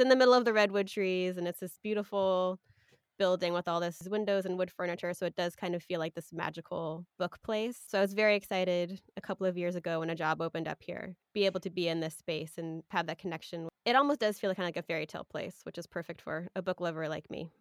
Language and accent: English; Sausalito, California, United States; I grew up in Sausalito, which is a small town, couple of towns over from where I work now in Mill Valley